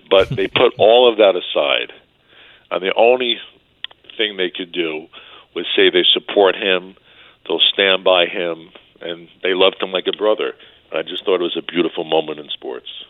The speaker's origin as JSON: {"language": "English", "region": "New York", "country": "United States", "tie": "born or raised there", "said": "growing up in New York"}